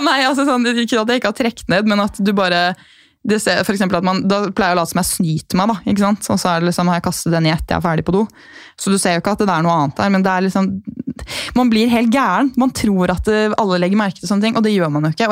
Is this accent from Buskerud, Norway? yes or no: yes; Gol, Buskerud, Norway; moved away as an adult; also born or lived in Bergen; Jeg er jo fra Gol